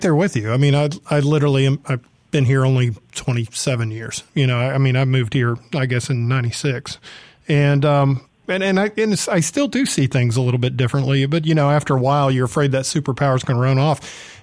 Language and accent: English; Atlanta, Georgia, United States; also born or lived in San Diego; now in Oxford, United States; I'm from Atlanta